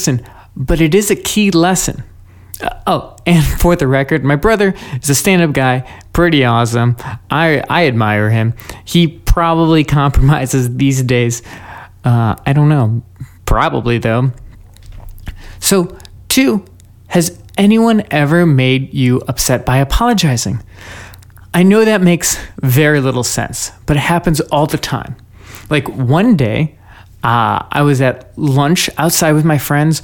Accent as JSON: {"language": "English", "country": "United States", "tie": "born or raised there", "said": "I'm an American. I was born here"}